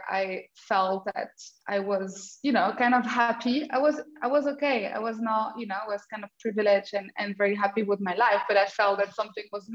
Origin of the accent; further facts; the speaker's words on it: France; moved away as an adult; also born or lived in Germany; now in Portugal; I was born in France and with an Austrian father. So I grew up in multicultural background